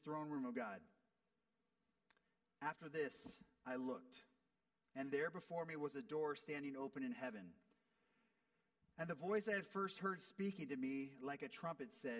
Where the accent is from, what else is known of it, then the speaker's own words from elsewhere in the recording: United States; as an American